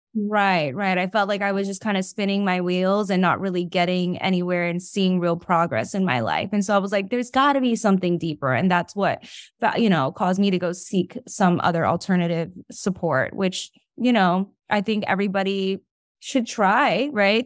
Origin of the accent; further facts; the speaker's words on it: New York, United States; I'm from New York.